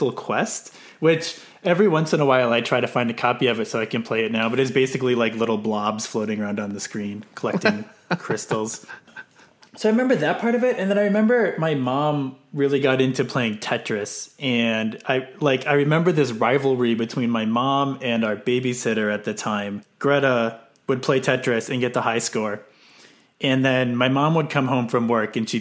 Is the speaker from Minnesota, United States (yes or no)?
yes; Stillwater, Minnesota, United States; I grew up in Stillwater, Minnesota. So not too far from where I live now in Minneapolis.